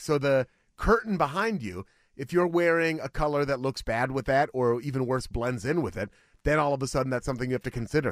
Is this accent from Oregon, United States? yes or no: yes; Beaverton, Oregon, United States; Beaverton is the city where I was, unincorporated Washington County